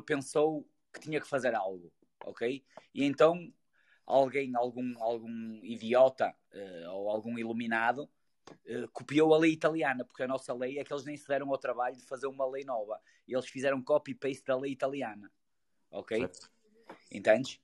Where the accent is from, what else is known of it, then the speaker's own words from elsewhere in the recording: Portugal; Vivemos neste país e somos portugueses